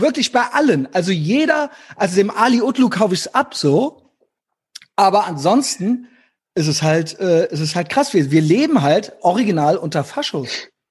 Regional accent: Rhineland-Palatinate, Germany; moved away; Ich komme ja aus äh, Rheinland-Pfalz gebürtig, was ja im Süden an NRW grenzt

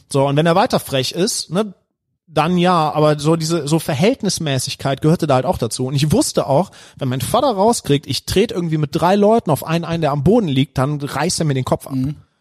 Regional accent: Heinsberg district, North Rhine-Westphalia, Germany; moved away; Ich komme nämlich aus dem Kreis Heinsberg

